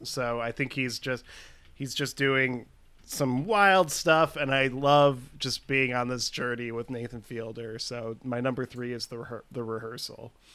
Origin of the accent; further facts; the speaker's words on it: Chicago, Illinois, United States; I grew up in Chicago. So I feel like I'm a bad Chicagoan